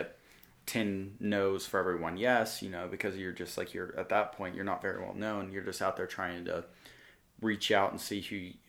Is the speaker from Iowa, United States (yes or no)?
no; Amarillo, Texas, United States; oh, I'm 21, I'm from Amarillo, Texas, and I'm a musician